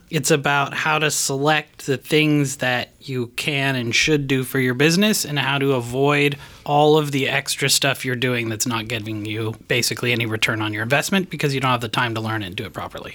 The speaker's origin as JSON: {"language": "English", "country": "Canada", "moved": "yes", "lives_now": "United States", "said": "I'm from Canada"}